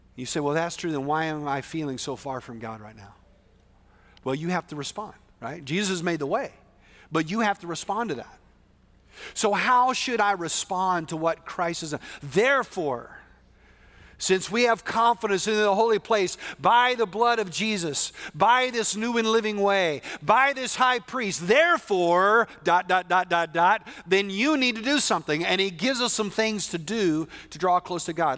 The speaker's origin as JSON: {"language": "English", "region": "West Texas", "country": "United States", "said": "I'm from West Texas, which is very different"}